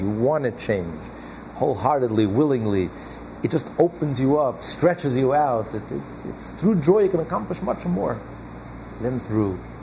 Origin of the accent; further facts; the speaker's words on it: United States; I know we're all American